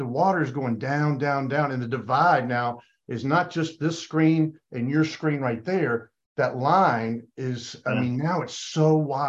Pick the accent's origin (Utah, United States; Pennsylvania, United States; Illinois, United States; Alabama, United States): Alabama, United States; also born or lived in Georgia; I grew up in Alabama